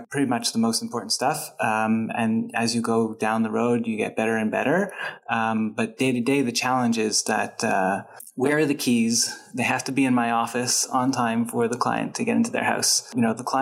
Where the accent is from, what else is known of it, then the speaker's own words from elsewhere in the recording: Montreal, Quebec, Canada; moved away as an adult; now in Toronto, Canada; I'm from Montreal, and when I moved to Toronto